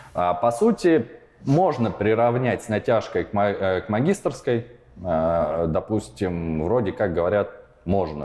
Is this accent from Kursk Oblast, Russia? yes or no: yes; Kursk, Kursk Oblast, Russia; moved away as an adult; also born or lived in Perm / Kyiv; now in Prague, Czech Republic; В 4 года я переехал из э, Перми в Курск. И именно Курск можно считать мой родной город. Там я прожил большинство своей жизни